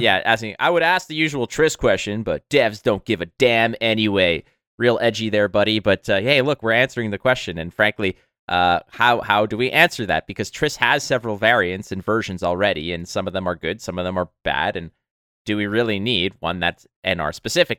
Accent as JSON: {"language": "English", "town": "Montreal", "region": "Quebec", "country": "Canada", "tie": "born or raised there", "moved": "yes", "lives_now": "Toronto, Canada", "said": "back when I was living in Montreal, my hometown"}